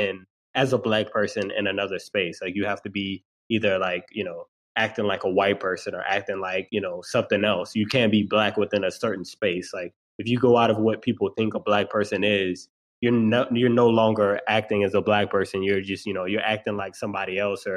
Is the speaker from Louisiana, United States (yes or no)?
yes; New Orleans, Louisiana, United States; I'm from New Orleans